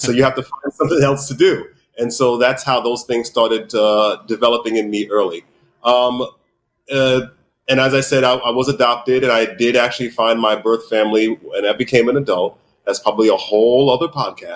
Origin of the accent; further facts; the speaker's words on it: New York City, New York, United States; I was born in New York City in Harlem. And I grew up here in New York City